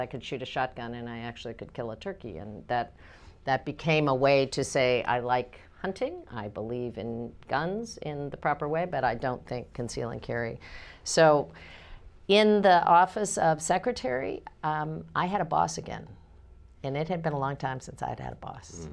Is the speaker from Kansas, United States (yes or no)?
yes; Kansas, United States; I'm a Democrat from Kansas